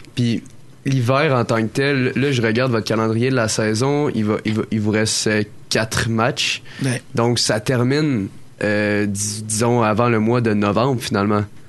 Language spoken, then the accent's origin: French; Quebec, Canada; au Saguenay-Lac-Saint-Jean? Moi, je viens de là